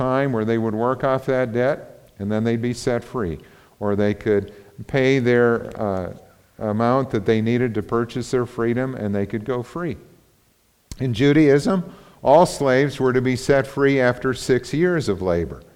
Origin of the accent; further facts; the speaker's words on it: United States; we grew up in the United States